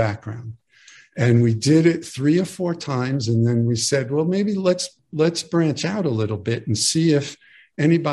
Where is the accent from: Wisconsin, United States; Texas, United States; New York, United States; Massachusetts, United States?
New York, United States; New York City; I grew up in a log cabin in the Bronx, New York